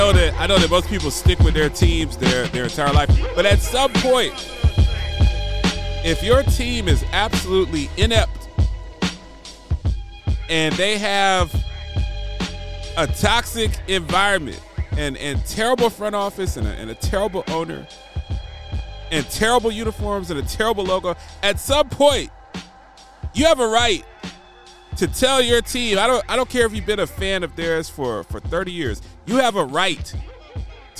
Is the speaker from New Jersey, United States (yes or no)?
no; Ohio, United States; also born or lived in Columbia, Maryland, United States; I lived in Columbia, Maryland as a kid before we moved to Ohio. I tend to say that I'm from Ohio, but I spent the first 10 years of my life or so in the Baltimore, D.C. metropolitan area.